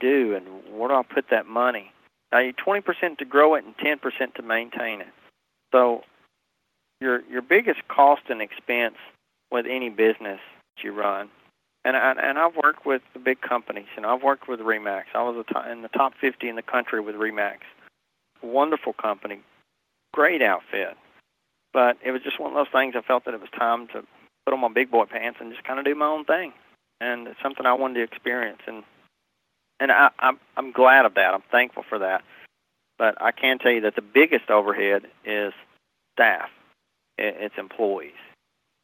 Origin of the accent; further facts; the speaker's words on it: Nashville, Tennessee, United States; moved away; also born or lived in Hendersonville, Tennessee; I'm born and raised in Nashville, Tennessee. My accent's not going anywhere.